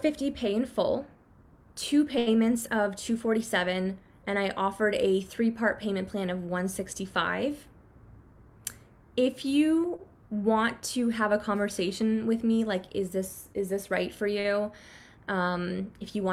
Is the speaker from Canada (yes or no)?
yes; Canada; I grew up in Canada, and Canadians are like pretty conservative or not as like flashy about our money